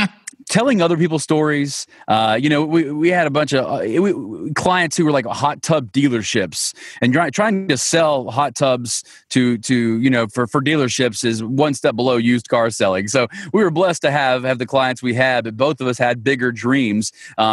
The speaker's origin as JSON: {"language": "English", "town": "Monticello", "region": "Georgia", "country": "United States", "tie": "born or raised there", "said": "My hometown is a tiny little town called Monticello, Georgia."}